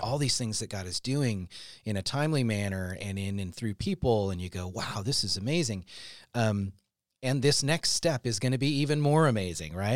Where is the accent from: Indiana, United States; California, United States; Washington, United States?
Washington, United States; Seattle; we were in Seattle